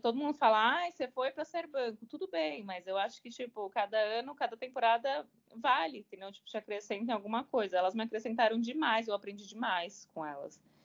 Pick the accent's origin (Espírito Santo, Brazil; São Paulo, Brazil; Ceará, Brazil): São Paulo, Brazil; moved away as an adult; also born or lived in Belo Horizonte; now in Rio de Janeiro, Brazil; eu sou paulistana, sou de São Paulo, capital